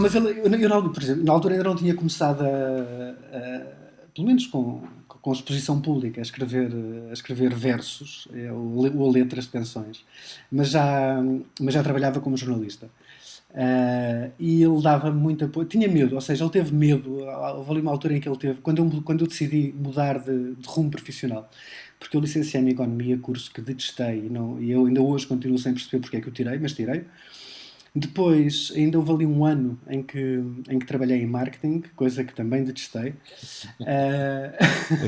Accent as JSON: {"language": "Portuguese", "region": "Lisbon", "country": "Portugal", "tie": "born or raised there", "said": "eu nasci em Lisboa, uh, mas o meu pai é do Montijo e a minha mãe é de uma, de uma, de uma aldeia perto de Braga"}